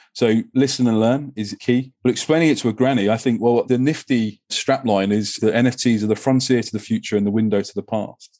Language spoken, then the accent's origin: English; England, United Kingdom; I'm an, I'm an Englishman